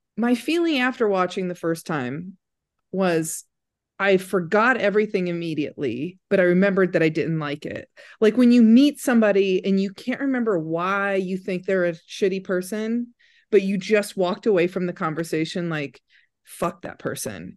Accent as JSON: {"language": "English", "town": "Crown Point", "region": "Indiana", "country": "United States", "tie": "born or raised there", "said": "Crown Point High School in Indiana"}